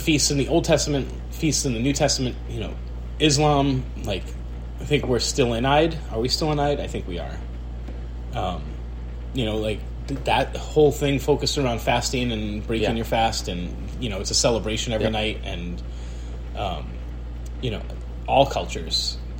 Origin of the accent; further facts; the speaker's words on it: United States; we're American though